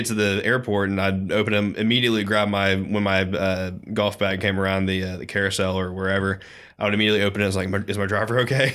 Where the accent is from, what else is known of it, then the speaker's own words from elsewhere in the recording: the South, United States; being a Southerner